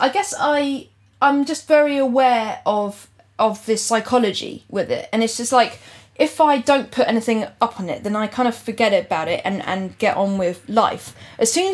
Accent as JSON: {"language": "English", "town": "Gloucester", "region": "South West England", "country": "United Kingdom", "tie": "born or raised there", "moved": "as an adult", "lives_now": "London, United Kingdom", "said": "Originally, I was born in North London, and but then moved to Gloucester when I was like two or three or something, and then came back"}